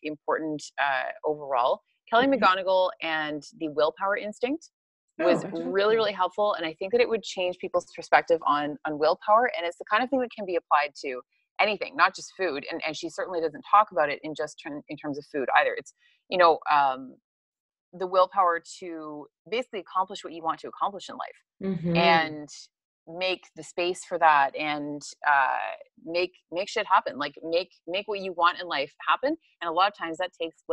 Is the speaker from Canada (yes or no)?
yes; Hamilton, Ontario, Canada; moved away as an adult; now in Bali, Indonesia; I am from Hamilton, Ontario in Canada